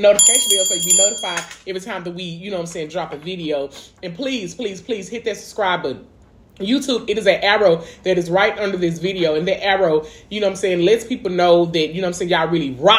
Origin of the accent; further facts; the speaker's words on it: Dallas, Texas, United States; I'm from East Dallas. We both from East Dallas Projects